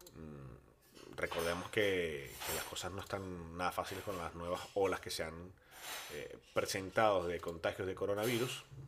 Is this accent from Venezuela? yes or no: yes; Venezuela; now in Bilbao, Spain